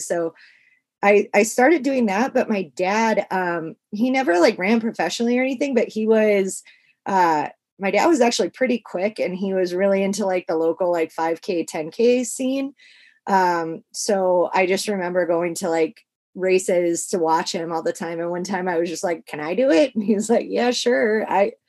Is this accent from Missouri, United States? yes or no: yes; St. Charles, Missouri, United States; now in California, United States; So I live in like the mountains in California now, but I grew up in St. Charles, Missouri, which is like a suburb of St. Louis.